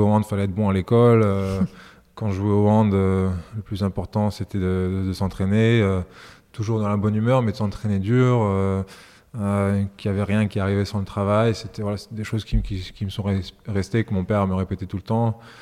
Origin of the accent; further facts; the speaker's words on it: Strasbourg, Grand Est, France; also born or lived in Yugoslavia / Niš, Serbia; de 0 à 4 ans quand j'étais en, ex-Yougoslavie, mais mes premiers vrais souvenirs euh, remontent quand on arrive en France, à, Strasbourg et en Alsace.